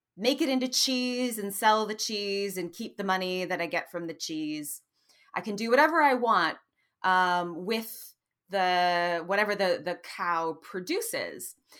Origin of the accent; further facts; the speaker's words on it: Madison, Wisconsin, United States; moved away; also born or lived in Oxford, Mississippi / Notre Dame, Indiana; my hometown in Madison, Wisconsin